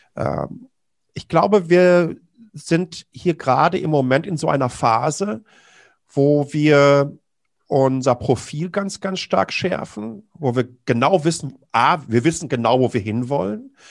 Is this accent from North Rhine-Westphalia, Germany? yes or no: yes; Ruhr area, North Rhine-Westphalia, Germany; Ich komme ja direkt aus dem Ruhrgebiet